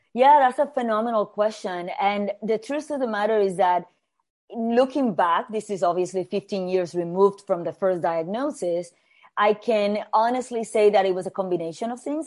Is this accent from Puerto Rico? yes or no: yes; Puerto Rico; moved away as an adult; also born or lived in New York City; I was born and raised in Puerto Rico, in the Caribbean.